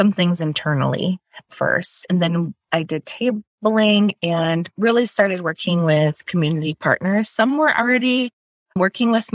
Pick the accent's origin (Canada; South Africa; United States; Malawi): United States; Wisconsin; moved away as an adult; also born or lived in Menominee Reservation; now in Twin Cities, United States; I grew up in Wisconsin